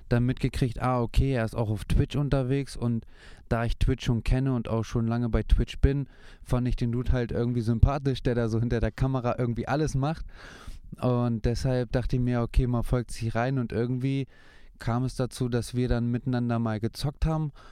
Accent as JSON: {"language": "German", "town": "Hanover", "region": "Lower Saxony", "country": "Germany", "tie": "born or raised there", "said": "Und äh, ja, ich bin äh, geboren und aufgewachsen in Hannover."}